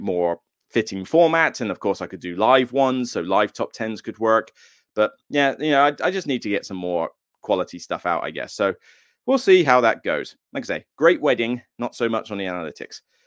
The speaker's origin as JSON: {"language": "English", "town": "Taunton", "region": "South West England", "country": "United Kingdom", "tie": "born or raised there", "moved": "yes", "said": "where I'm from hometown-wise"}